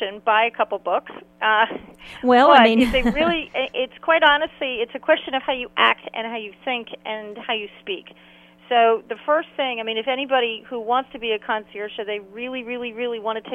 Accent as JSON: {"language": "English", "town": "New York City", "region": "New York", "country": "United States", "tie": "born or raised there", "moved": "yes", "lives_now": "North Carolina, United States", "said": "I grew up in New York City"}